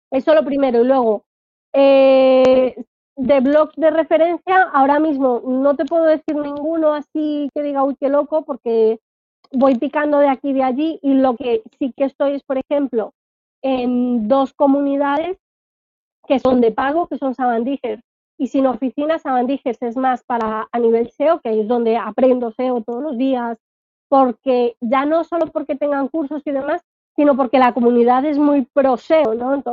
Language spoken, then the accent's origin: Spanish; Alcalá de Henares, Community of Madrid, Spain; Pues la ruta turística de tiendas de Alcalá de Henares, de donde soy yo, y ahí meto mi link.